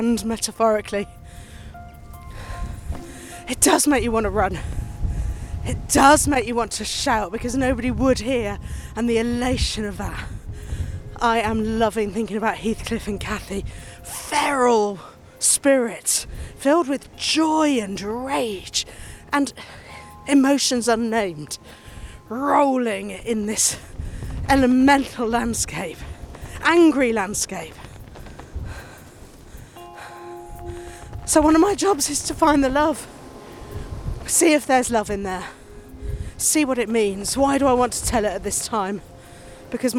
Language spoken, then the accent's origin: English; Nottingham, East Midlands, United Kingdom; moved away; also born or lived in Cornwall; I grew up in Nottingham